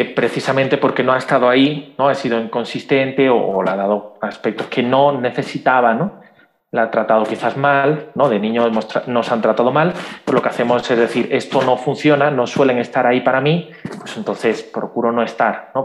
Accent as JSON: {"language": "Spanish", "country": "Spain", "said": "soy de España"}